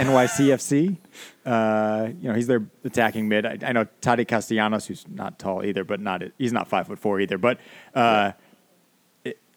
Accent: United States; as an American

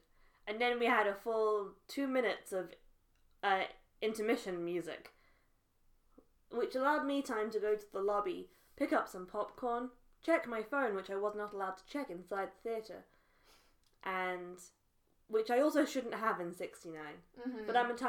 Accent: United Kingdom; whilst being British myself.

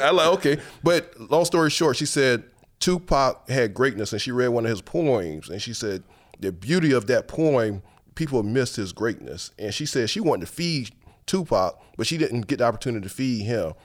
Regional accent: Paxville, South Carolina, United States; moved away as an adult; now in New Orleans, United States; I grew up in Paxville, to be exact

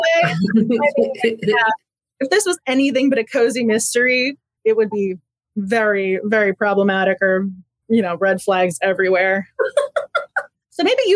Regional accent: Massachusetts, United States; moved away; I'm originally from Massachusetts

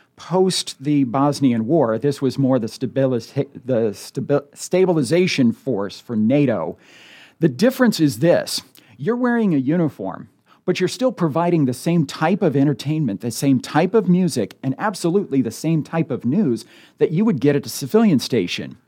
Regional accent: United States; moved away as an adult; now in Omaha, United States; growing up in the Quad Cities

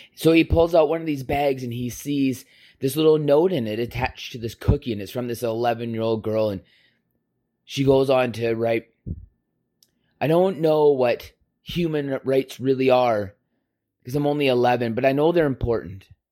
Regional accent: Canada; we are Canadian.

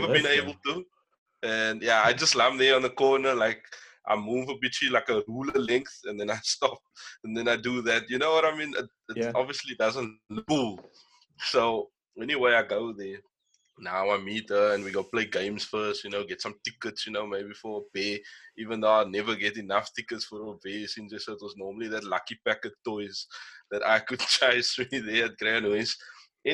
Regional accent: Kraaifontein, Western Cape, South Africa; myself and …, we're both from like the Kraaifontein, Brackenfell area.

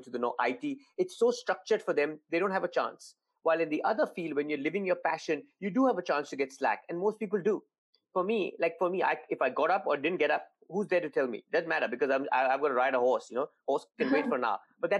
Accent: India; moved away; being Indian

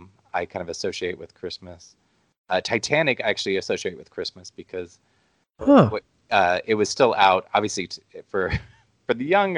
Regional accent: Midwest, United States; also born or lived in Omaha, Nebraska; as a Midwesterner

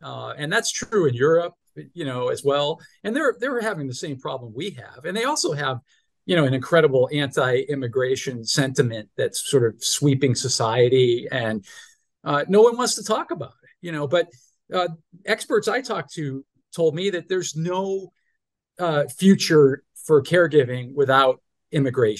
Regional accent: Massachusetts, United States; I grew up in Massachusetts

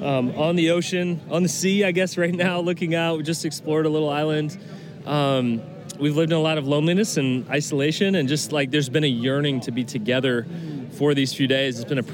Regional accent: Colorado, United States

